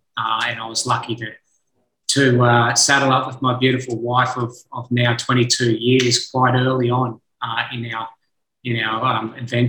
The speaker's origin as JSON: {"language": "English", "area": "Sunshine Coast", "region": "Queensland", "country": "Australia", "tie": "born or raised there", "said": "I grew up on the Sunshine Coast of Queensland, on the east coast of Australia, led a charming childhood, really. We had grew up on 20 acres of land. We had a little hobby farm"}